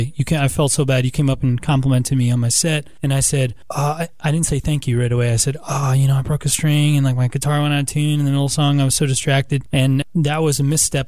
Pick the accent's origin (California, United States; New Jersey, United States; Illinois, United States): New Jersey, United States; moved away as an adult; also born or lived in New York City; now in Columbus, United States; I'm originally from New Jersey. I grew up, was born and raised in New Jersey, went to college in New York City.